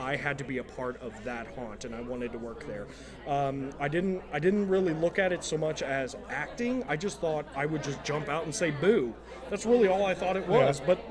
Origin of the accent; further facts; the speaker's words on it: Springfield, United States; moved away as an adult; now in Cincinnati, United States; I did that for about 3 years up in my hometown in Springfield. And I had then had to move to Cincinnati for work